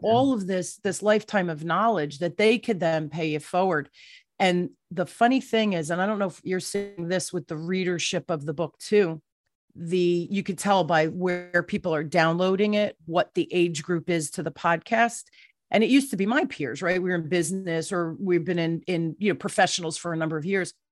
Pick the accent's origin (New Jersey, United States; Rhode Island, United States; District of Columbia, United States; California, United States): New Jersey, United States; I'm from the East Coast, right? I'm a Jersey girl